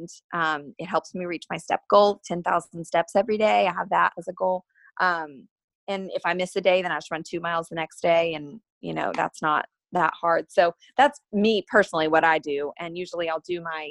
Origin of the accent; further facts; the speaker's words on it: Asheville, North Carolina, United States; I grew up in Asheville, North Carolina